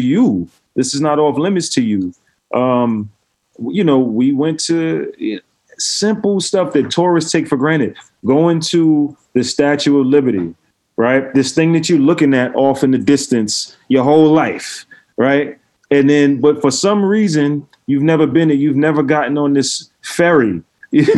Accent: New York City, New York, United States; I grew up in Brooklyn

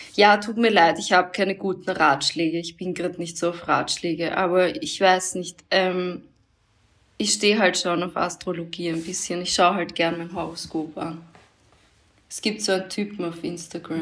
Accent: Austria; Bin halt in Österreich aufgewachsen

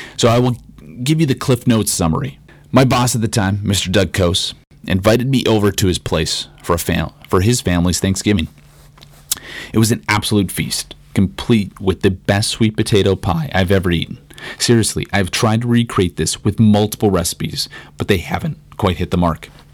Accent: Regina, Saskatchewan, Canada; growing up in Regina

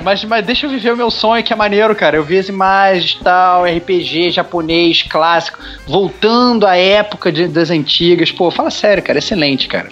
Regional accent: Brazil; como, como brasileiros

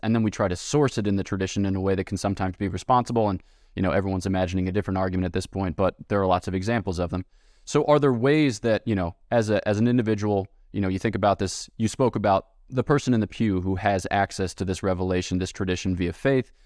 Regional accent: United States; I'm American

